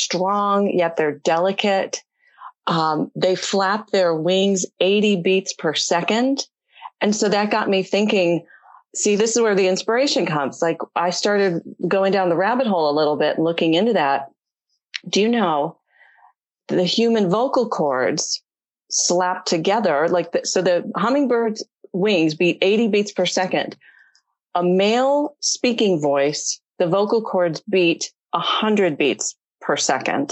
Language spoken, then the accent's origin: English; Detroit, Michigan, United States; I grew up in Michigan in the Detroit area